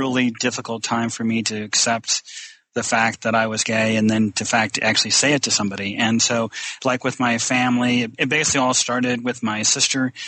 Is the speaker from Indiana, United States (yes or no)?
yes; northern Indiana, United States; because I'm from Indiana, northern Indiana.